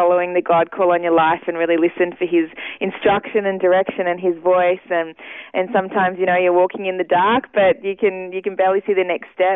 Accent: Ipswich, Queensland, Australia; moved away as an adult; now in Sydney, Australia; I did grow up first 20 years in Ipswich and all my family is still there

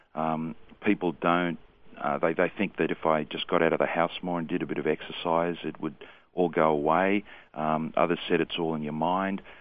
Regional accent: Sydney, New South Wales, Australia; I was born and raised in Sydney, mm-hmm. so that's, that's where I'm from

